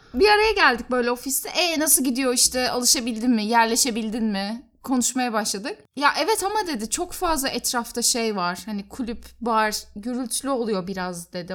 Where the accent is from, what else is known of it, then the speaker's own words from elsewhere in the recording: Turkey; ben Türk'üm